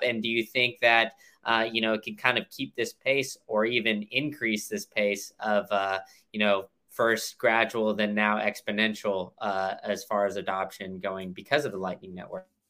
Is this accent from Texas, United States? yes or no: yes; Austin, Texas, United States; now in Tampa, United States; I live in, in Tampa, and like I, I mentioned before, I, I grew up in Austin